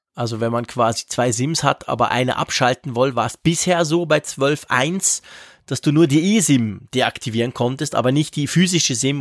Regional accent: Switzerland; bei uns in der Schweiz

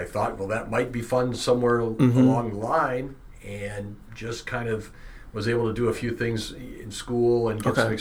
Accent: West Bend, Wisconsin, United States; I grew up in West Bend

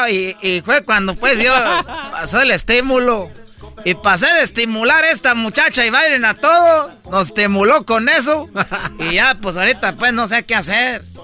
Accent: Michoacán, Mexico; como soy pues de Michoacán, nosotros no creas que nomás damos aguacates también.

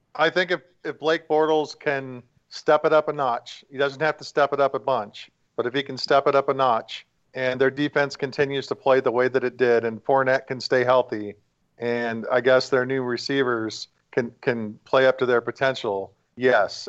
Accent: West Coast, United States; I'm from the West Coast

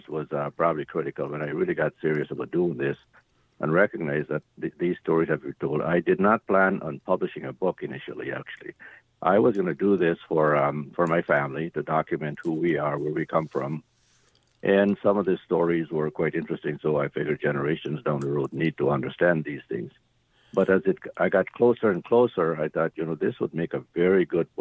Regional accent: Guyana; now in Minnesota, United States; I was born in Guyana, South America. My ancestors came from India

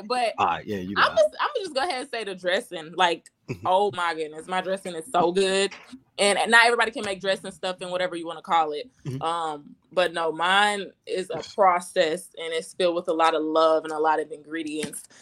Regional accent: Atlanta, Georgia, United States; moved away as an adult; now in Orlando, United States; I was born and raised in Atlanta, but when I turned 18 and went to college, like I was done.

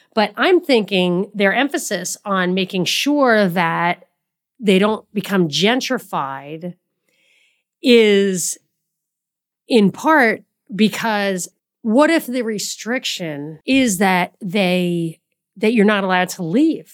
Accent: New York City, New York, United States; moved away; I'm from New York. I've lived in New York City many years

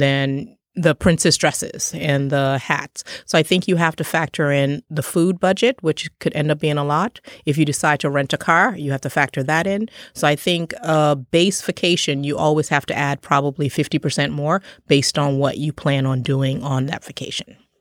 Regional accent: Trinidad & Tobago; I was born in Trinidad

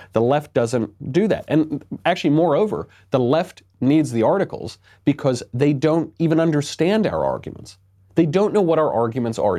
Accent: United States; I'm an American

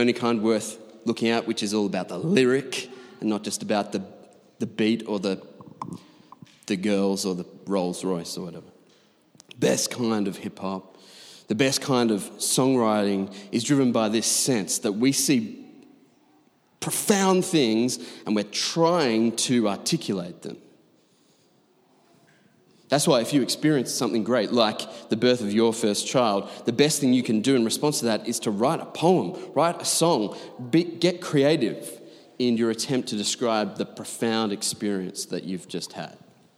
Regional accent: Doncaster, Yorkshire and the Humber, United Kingdom; We came from Doncaster. It's one thing in Doncaster, right, in leafy green Bible Belt Doncaster to say that you like poetry

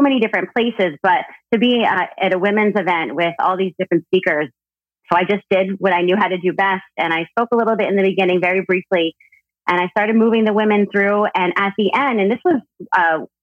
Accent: New Jersey, United States; moved away as an adult; also born or lived in California; I grew up in Jersey up north.

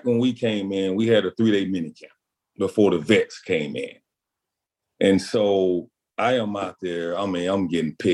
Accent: Pascagoula, Mississippi, United States; I'm from Pascagoula, Mississippi. I drive over from high school

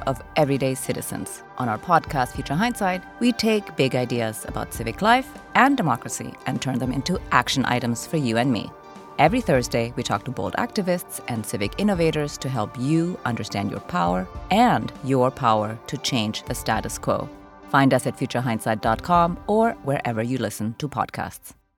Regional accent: Florida, United States; moved away; I'm from Florida

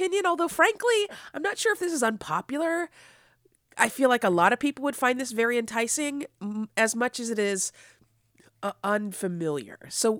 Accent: Los Angeles, California, United States; Yes, I'm from Los Angeles, so I feel like I know wherever I speak.

